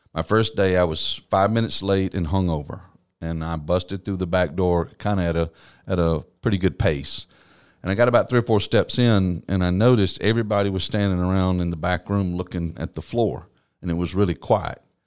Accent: East Texas, United States; also born or lived in Norman, Oklahoma; now in Columbus, United States; I grew up in what I call the heart of Texas. It's East Texas

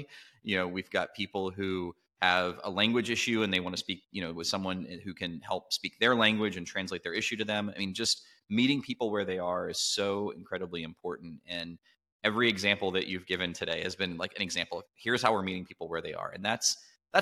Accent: Midwest, United States; moved away; also born or lived in Southern US; as a Midwesterner who transplanted into the South

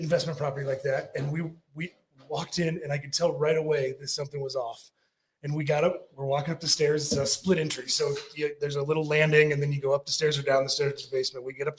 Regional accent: United States; Central part of the United States. I'm not from Montana.

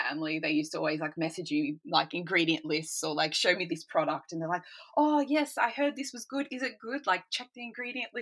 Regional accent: Australia; moved away as an adult; now in Sweden; I'm from Australia originally

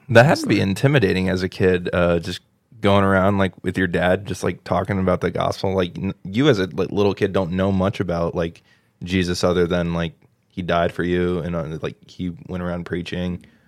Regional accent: New Albany, Ohio, United States; moved away; I grew up in the church, grew up in a little town called New Albany, Ohio

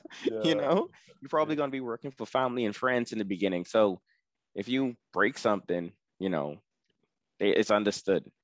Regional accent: Bahamas; You know, so since I'm from the Bahamas, when I go to these places like Sam's Club and all that stuff, I'd be like, hey, are you from the Bahamas?

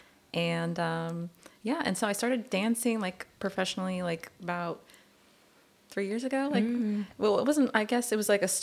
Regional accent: Arizona, United States; moved away as an adult; now in Long Beach, United States; I'm from Long Beach, but I lived in Arizona most of my life.

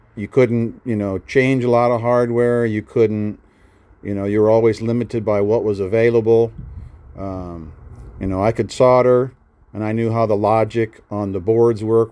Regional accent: Nebraska, United States; moved away as an adult; I was from Nebraska

